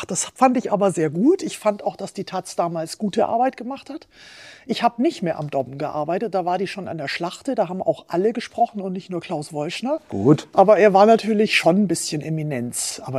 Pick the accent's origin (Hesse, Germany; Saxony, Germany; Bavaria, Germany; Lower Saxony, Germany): Bavaria, Germany; born there; now in Bremen, Germany; ich bin 56 Jahre alt. Ich äh, lebe jetzt schon lange in Bremen, aber ich bin gebürtige Allgäuerin. Also mein Herz schlägt immer noch für die Berge.